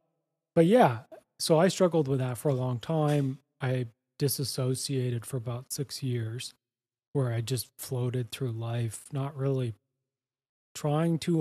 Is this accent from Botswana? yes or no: no; Canada; moved away as an adult; now in Costa Rica; I'm Canadian. My wife and I and our dog Winston, we moved down to Costa Rica